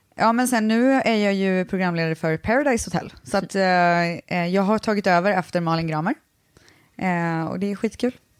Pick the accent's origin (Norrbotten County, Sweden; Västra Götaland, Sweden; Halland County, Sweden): Västra Götaland, Sweden; Viskafors; Jag är från Borås, eller faktiskt Viskafors som ligger utanför Borås